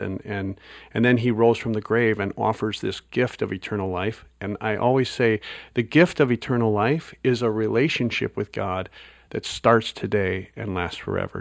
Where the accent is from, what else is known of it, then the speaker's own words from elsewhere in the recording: Wisconsin, United States; moved away; I grew up in Wisconsin